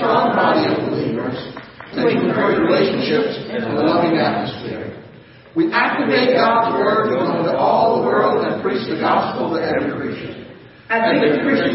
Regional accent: United States; glad that I'm an American.

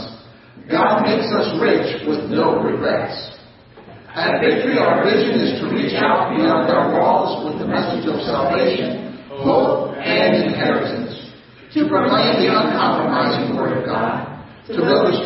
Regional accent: United States; glad that I'm an American.

